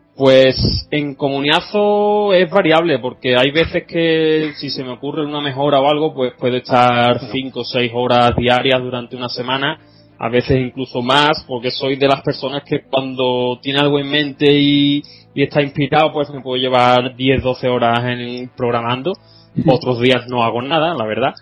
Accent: Seville, Andalusia, Spain; soy un chico de Sevilla

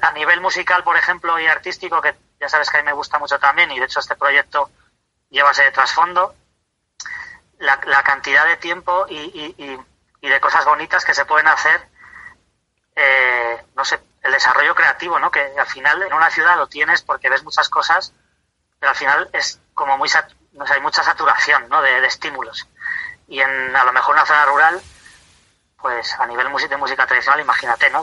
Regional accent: Tarancón, Castilla-La Mancha, Spain; soy de Tarancón, de Cuenca

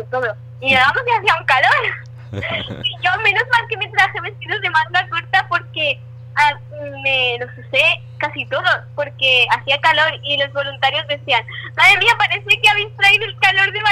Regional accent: La Eliana, Valencian Community, Spain

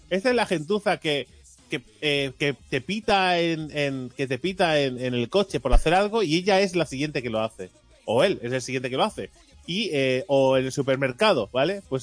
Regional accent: Barcelona, Catalonia, Spain; ¿Lo he entendido yo, que soy de Barcelona?

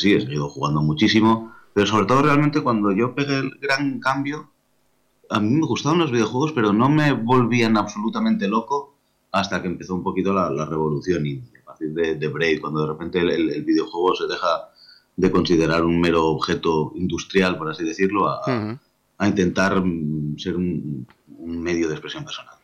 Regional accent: Lleida, Catalonia, Spain; Soy de Mérida, con lo cual soy, bilingüe de catalán-castellano

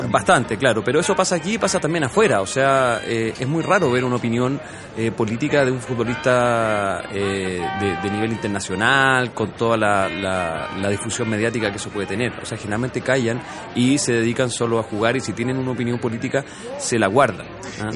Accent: Chile

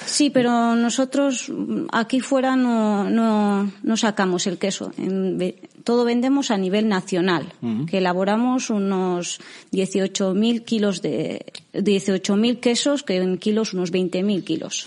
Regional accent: Cerain, Basque Country, Spain; yo soy de Cerain

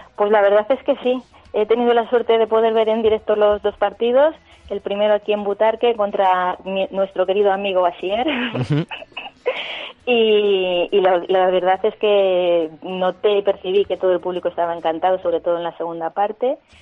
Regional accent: Cebolla, Castilla-La Mancha, Spain; en Cebolla, Toledo, hubo una riada pues con graves consecuencias y es que es mi pueblo

